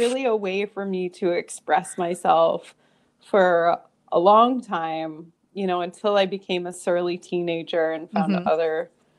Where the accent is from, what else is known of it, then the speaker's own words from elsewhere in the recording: Canada; moved away as an adult; also born or lived in Northern California, United States; now in California, United States; I was born in Canada. I have been living in the U.S. now in California for about 8 years.